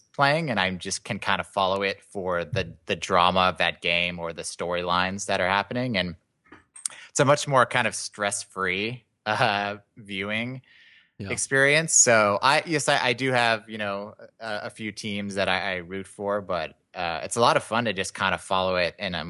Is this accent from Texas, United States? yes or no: yes; Texas, United States; I grew up in Texas.